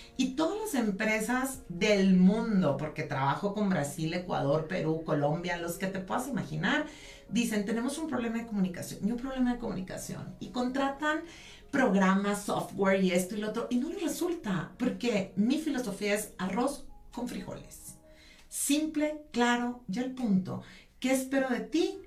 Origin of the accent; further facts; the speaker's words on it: San Pedro Garza García, Nuevo León, Mexico; soy norteña de San Pedro Garzacia, Nuevo León.